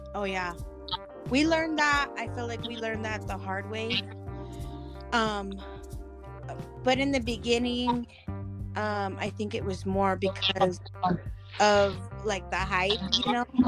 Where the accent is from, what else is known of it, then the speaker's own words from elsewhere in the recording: Wyoming, United States; moved away; I'm from Wyoming originally